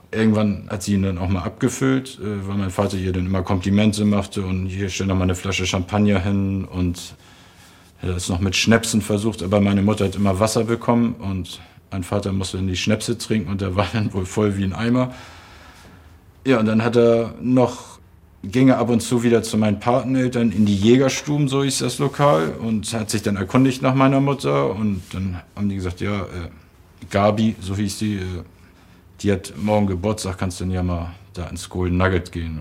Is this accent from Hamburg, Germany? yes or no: yes; Hamburg, Germany; Ich bin am 15. Mai 71 geboren in Hamburg und da lebten meine Eltern noch in Eimsbüttel